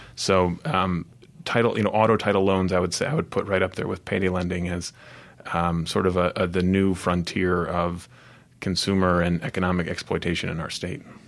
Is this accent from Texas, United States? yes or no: no; Michigan, United States; moved away as an adult; now in Mississippi, United States; I'm originally from Michigan, came to Mississippi about thirteen years ago